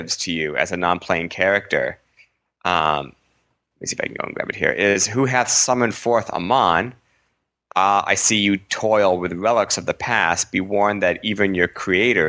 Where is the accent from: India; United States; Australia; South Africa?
United States; New England; accent: New England; my New England accent